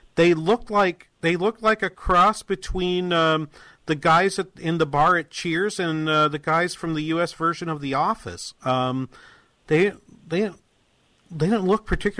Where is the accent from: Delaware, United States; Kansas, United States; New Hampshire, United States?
New Hampshire, United States; Manchester; moved away; my hometown in Manchester, New Hampshire.